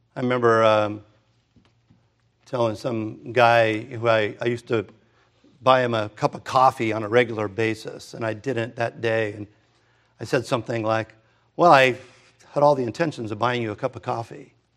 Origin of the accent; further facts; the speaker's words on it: Hermosa Beach, California, United States; I grew up in Hermosa Beach